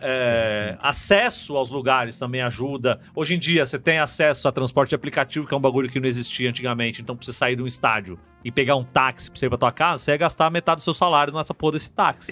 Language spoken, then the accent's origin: Portuguese; São Paulo, Brazil; A gente, enquanto paulista